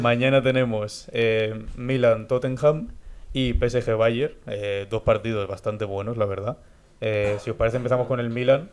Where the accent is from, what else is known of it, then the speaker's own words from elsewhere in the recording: Spain; nota que somos españoles